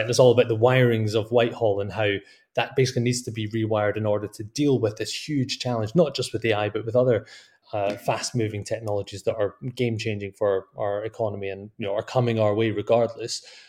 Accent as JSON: {"language": "English", "region": "Scotland", "country": "United Kingdom", "said": "my home country of Scotland"}